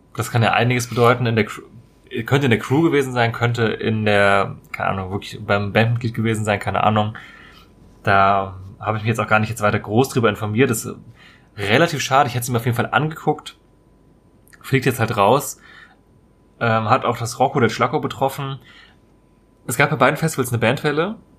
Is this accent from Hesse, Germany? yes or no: yes; Marburg, Hesse, Germany; das ist relativ nahe meiner Heimatstadt eigentlich. In, äh, komme ursprünglich aus Marburg in Hessen.